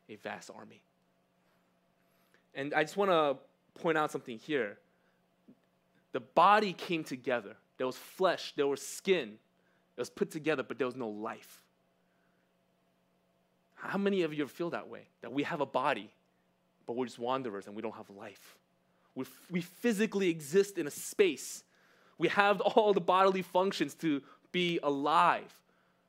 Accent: New York City, New York, United States; English is a second language; also born or lived in California; I was born in Cali, but I moved to New York when I was one. So because of that one-year gap, I can't say New York, born and raised. I just say New York, raised

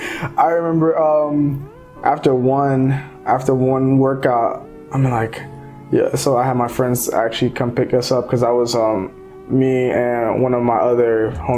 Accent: United States; also born or lived in Cameroon / Minnesota; So that's kind of like seven. I was when I came here.

